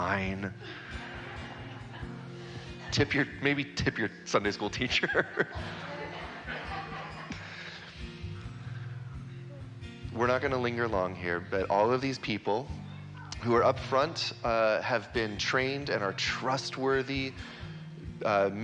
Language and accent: English; Vancouver, British Columbia, Canada; also born or lived in Kansas City; I grew up here in Vancouver